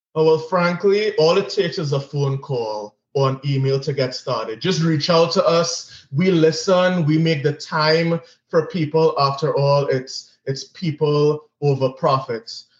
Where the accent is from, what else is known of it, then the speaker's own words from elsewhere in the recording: Trinidad & Tobago; moved away as an adult; also born or lived in Grenada / Miami / New York City; born and raised in Trinidad and Tobago